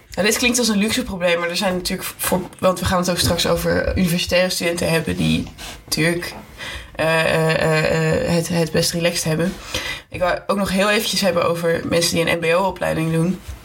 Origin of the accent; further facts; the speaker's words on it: Amsterdam, North Holland, Netherlands; now in Utrecht, Netherlands; ik kom wel uit Amsterdam